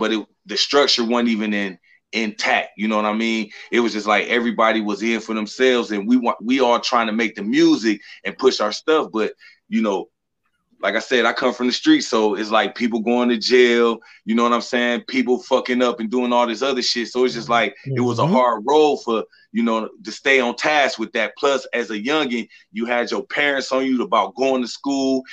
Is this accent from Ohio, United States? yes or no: yes; Cleveland, Ohio, United States; I'm from Cleveland. I was born in Cleveland, Ohio, at the Rainbow Hospital